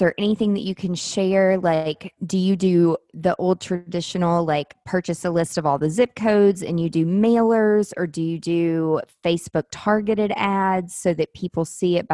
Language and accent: English; Mount Juliet, Tennessee, United States; now in Nashville, United States; I grew up in Mount Juliet, which is 30 minutes from here